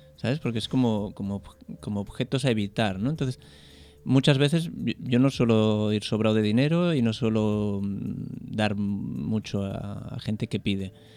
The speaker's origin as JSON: {"language": "Spanish", "region": "a small town in Catalonia", "country": "Spain", "said": "mi pueblo es un pueblo muy pequeño de 3.000 habitantes"}